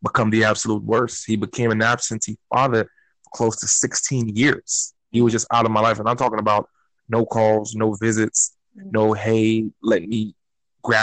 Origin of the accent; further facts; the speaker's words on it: Newark, New Jersey, United States; also born or lived in Florida; now in South Florida, United States; I'm originally from Newark, New Jersey, moved to Florida in the early 90s, where I went to school